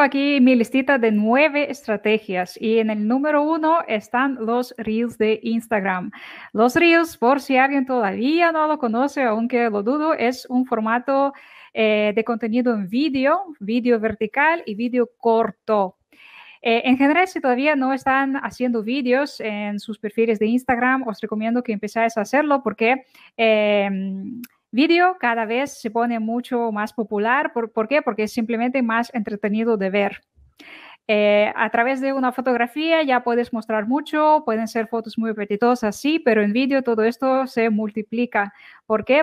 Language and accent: Spanish; Ukraine; now in Barcelona, Spain; Soy de Ucrania